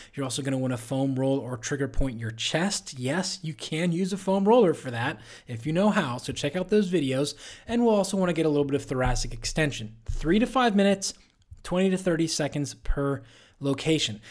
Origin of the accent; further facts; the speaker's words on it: Pittsburgh, Pennsylvania, United States; my hometown, Pittsburgh Steelers